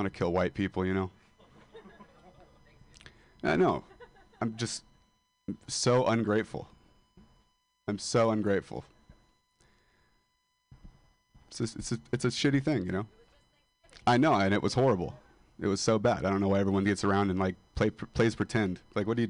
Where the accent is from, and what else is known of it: Modesto, California, United States; moved away as an adult